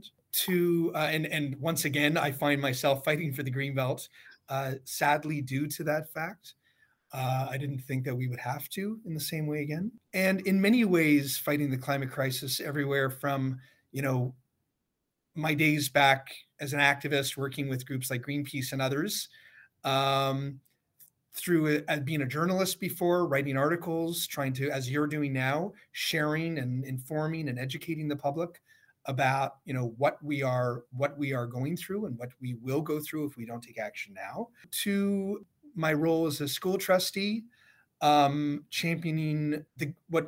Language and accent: English; Toronto, Ontario, Canada; growing up in Midtown Toronto